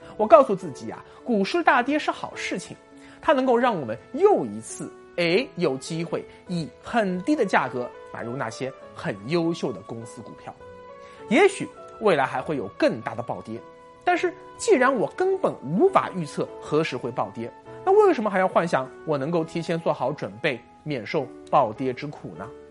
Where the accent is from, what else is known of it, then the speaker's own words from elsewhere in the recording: China; 我们作为中国人